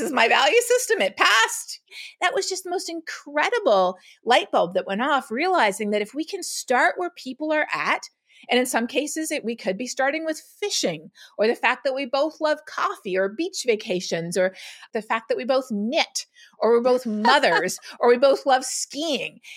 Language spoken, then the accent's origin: English; Canada; moved away as an adult; also born or lived in Toronto; now in Texas, United States; growing up in Canada